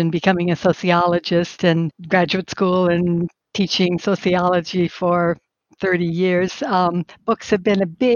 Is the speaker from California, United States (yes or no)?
yes; Southern California, United States; also born or lived in Minnesota; I was born in Minnesota. And I grew up in Southern California